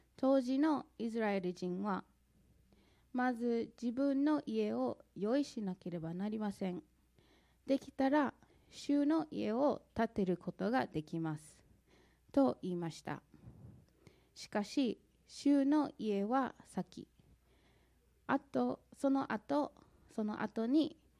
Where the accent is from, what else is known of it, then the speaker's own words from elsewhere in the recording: St. Louis, Missouri, United States; Japanese is a second language; moved away as an adult; now in Japan; 私はアメリカのミズーリ州セントルイス出身です。クリスチャンホームで育ち